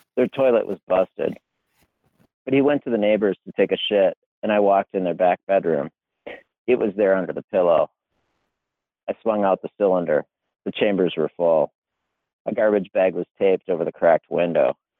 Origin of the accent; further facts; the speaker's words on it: Wisconsin, United States; moved away; I grew up in Wisconsin